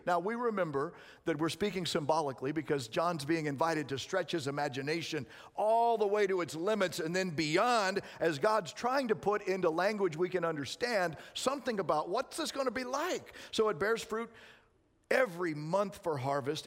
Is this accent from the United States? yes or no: yes; Arizona, United States; moved away; I was raised in Arizona